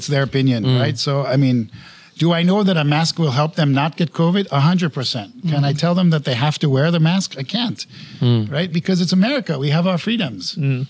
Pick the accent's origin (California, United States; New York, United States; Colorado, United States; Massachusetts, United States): New York, United States; also born or lived in San Francisco; now in Singapore; I was born in New York, but I've lived in San Francisco for more than 30 years.